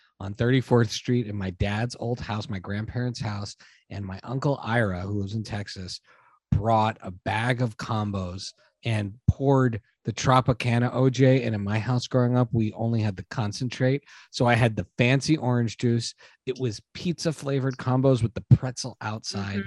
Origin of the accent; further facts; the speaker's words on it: Montreal, Quebec, Canada; I grew up in Canada